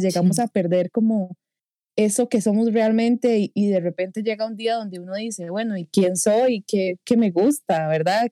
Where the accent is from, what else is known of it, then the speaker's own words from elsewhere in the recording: Costa Rica; accent: tico; mi acento tico